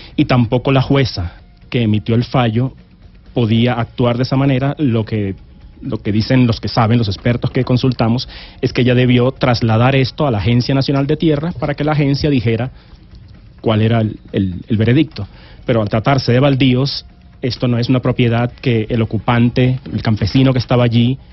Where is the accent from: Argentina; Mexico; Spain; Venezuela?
Venezuela; also born or lived in Valledupar, Colombia; crecí en Venezuela